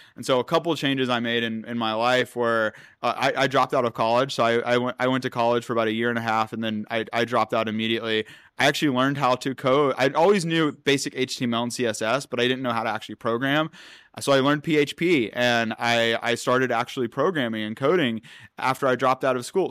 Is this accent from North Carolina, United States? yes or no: yes; North Carolina, United States; I'm from North Carolina, and so out there, you know, it's not it's not much technology. It's it's more traditional businesses, especially when I when I was growing up